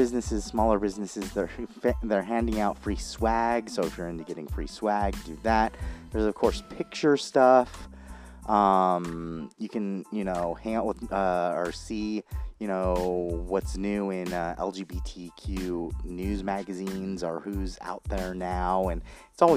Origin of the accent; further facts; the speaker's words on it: Orange County, California, United States; I grew up in Orange County and live in Orange County, kind of, right now